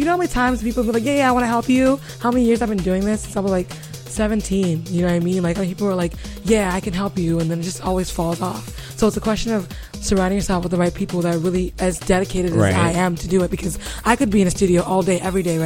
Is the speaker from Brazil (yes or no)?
no; Nigeria; I'm Nigerian